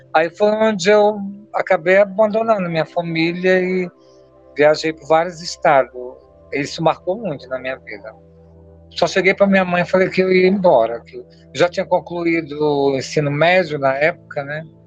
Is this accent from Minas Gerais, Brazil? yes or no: no; Altamira, Pará, Brazil; now in São Paulo, Brazil; eu sou natural de Altamira, Pará, né, uma cidade pacata do interior do Pará